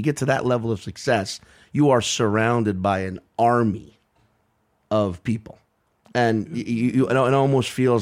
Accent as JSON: {"language": "English", "region": "Louisiana", "country": "United States", "tie": "born or raised there", "moved": "yes", "said": "growing up in Louisiana"}